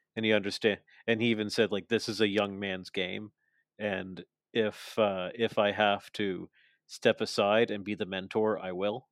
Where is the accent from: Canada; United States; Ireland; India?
Canada; I'm Canadian